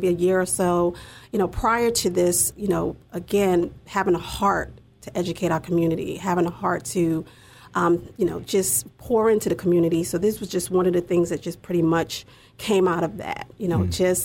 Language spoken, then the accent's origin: English; New York, United States; moved away; I'm originally from New York, as I just mentioned. I grew up in public housing